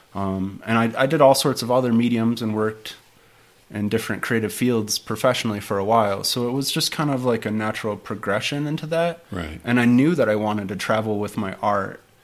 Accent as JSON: {"language": "English", "town": "Detroit", "region": "Michigan", "country": "United States", "tie": "born or raised there", "moved": "as an adult", "said": "I'm originally from Detroit. Uh-huh. Grew up in the Detroit area"}